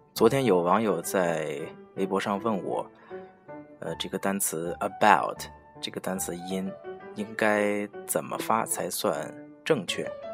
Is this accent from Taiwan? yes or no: no; China; 我们中国人说话的习惯是用口腔的前半部分